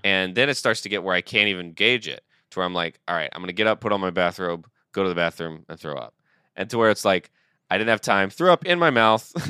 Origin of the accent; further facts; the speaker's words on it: Georgia, United States; I'm from Georgia